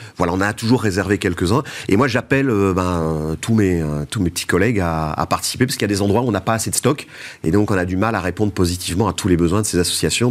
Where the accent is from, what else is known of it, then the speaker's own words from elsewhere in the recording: Belgium; je suis belge